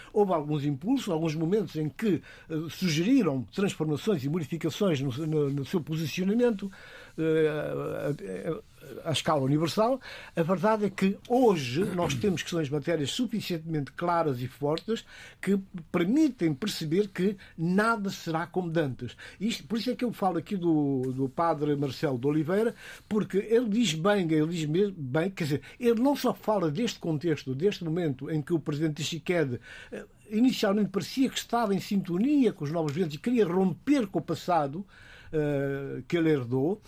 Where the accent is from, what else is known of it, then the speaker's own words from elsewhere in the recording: Guinea-Bissau; como africano, como guineense